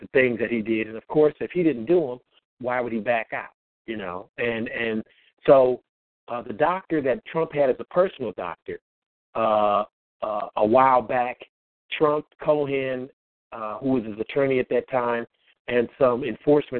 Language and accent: English; Bay Area, California, United States; in the neighborhood where we grew up in the Bay Area